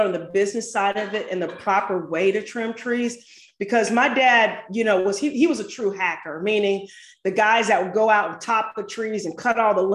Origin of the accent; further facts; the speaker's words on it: St. Louis, Missouri, United States; now in Atlanta, United States; I grew up in St. Louis, but moved to Atlanta and started a tree service here in Atlanta